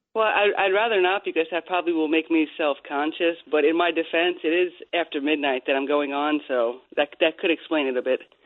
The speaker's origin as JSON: {"language": "English", "town": "Bohemia", "region": "New York", "country": "United States", "tie": "born or raised there", "said": "when we were growing up in Long Island"}